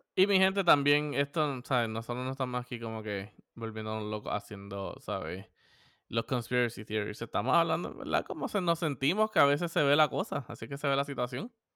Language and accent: Spanish; Puerto Rico; somos boricua